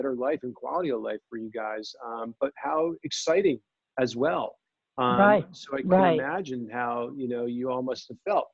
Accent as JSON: {"language": "English", "region": "New Jersey", "country": "United States", "moved": "as an adult", "lives_now": "California, United States", "said": "I'm from New Jersey, as I just alluded to saying there, I surfed in New Jersey"}